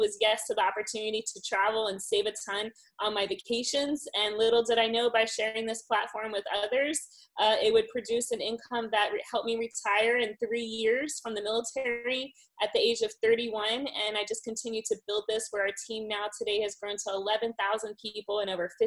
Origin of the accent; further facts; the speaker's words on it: Miami, Florida, United States; moved away as an adult; I am originally from Miami, Florida